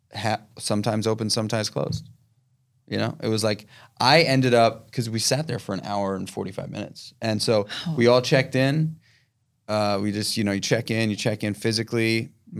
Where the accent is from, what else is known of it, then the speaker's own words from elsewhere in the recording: New York City, New York, United States; I, I am born and raised in New York City. I'm yeah. from this town